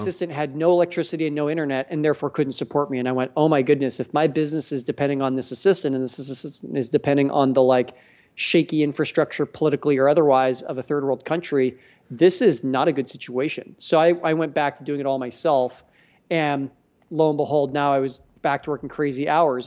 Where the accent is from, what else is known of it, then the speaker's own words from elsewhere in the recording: Edmonton, Alberta, Canada; I'm a Canadian, too